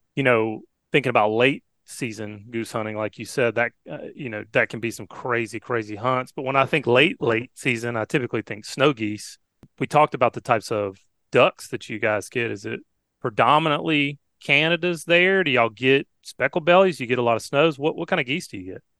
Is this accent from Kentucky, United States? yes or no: no; Alabama, United States; growing up in Alabama